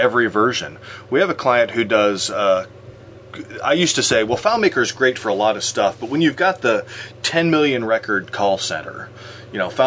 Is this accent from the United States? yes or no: yes; Midwest, United States; I'm from the Midwest